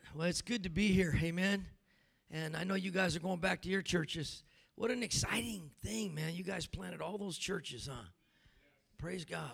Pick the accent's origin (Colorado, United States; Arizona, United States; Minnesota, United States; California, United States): California, United States; moved away; I was from Cali